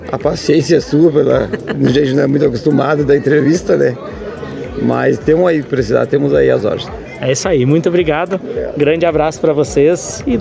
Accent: São Gabriel, Rio Grande do Sul, Brazil; Isto, a gente nasci, me criei em São Gabriel e sempre lidei na pecuária

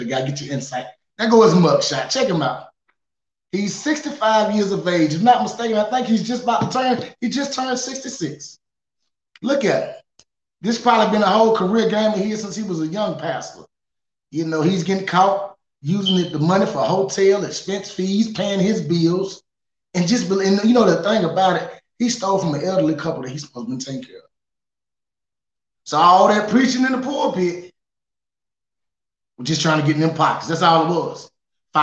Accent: Charlotte, North Carolina, United States; I grew up in Friendship Primitive Baptist Church in Charlotte, North Carolina.

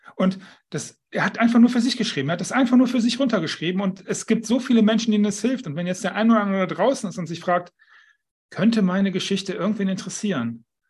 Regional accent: Düsseldorf, North Rhine-Westphalia, Germany; now in Mallorca, Spain; Ich bin Düsseldorfer, empfinde ich als meine Heimat. Nicht mein Zuhause, das ist inzwischen Mallorca, aber meine Heimat ist Düsseldorf.

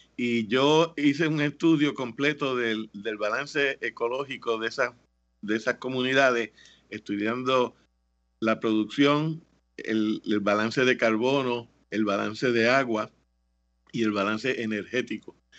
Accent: Mayagüez, Puerto Rico; moved away as an adult; also born or lived in Chapel Hill, North Carolina / Gainesville, Florida; yo nací en Mayagüez. Eh, me siento bien orgulloso de ser mayagüezano y de ser puertorriqueño. Yo eh, me eduqué en las escuelas públicas de Puerto Rico

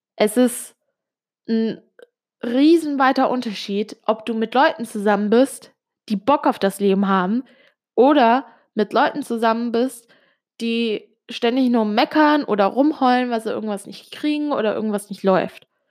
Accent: Switzerland; first language Italian; German is a second language; Du musst wissen, ich bin Italienerin. Bin in der Schweiz geboren und aufgewachsen. Ähm, Muttersprache war aber immer Italienisch

